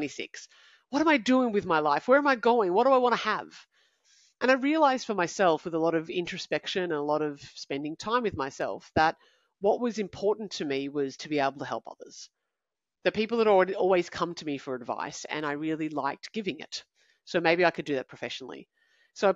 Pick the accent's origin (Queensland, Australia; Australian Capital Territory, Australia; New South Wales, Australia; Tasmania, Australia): Australian Capital Territory, Australia; Canberra; I'm from Canberra. I'm 22